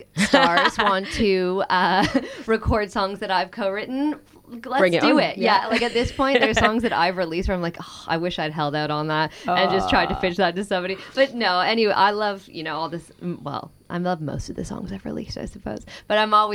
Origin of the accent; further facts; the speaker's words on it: Toronto, Ontario, Canada; moved away as an adult; also born or lived in Devon, England; now in England; I'm from Toronto originally.